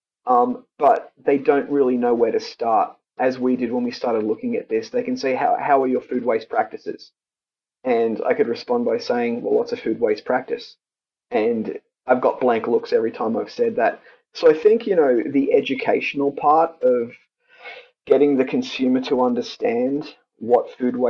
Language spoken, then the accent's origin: English; Australia; moved away; I grew up in Australia on a cattle station, which was primarily beef cattle.